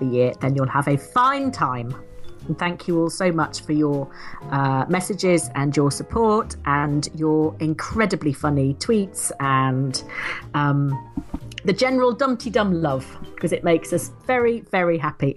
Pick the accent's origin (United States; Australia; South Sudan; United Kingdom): United Kingdom; England; I'm an English woman